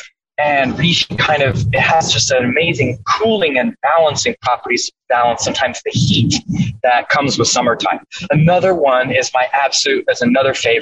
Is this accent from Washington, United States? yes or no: yes; Washington, United States; moved away; I'm from Washington State. I'm back here for 2 weeks